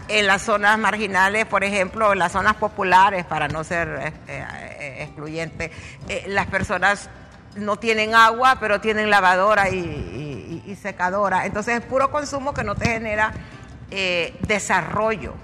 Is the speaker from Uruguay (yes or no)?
no; Honduras; somos dejados los hondureños